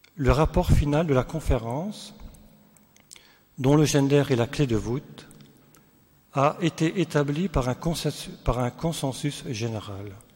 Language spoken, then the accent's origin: French; Sélestat, Grand Est, France; nous venons d'Alsace, euh, de Célestat